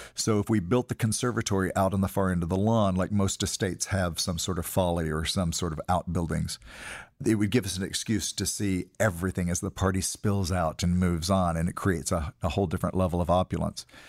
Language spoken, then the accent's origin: English; Tennessee, United States; moved away; We grew up in Tennessee calling a frog strangler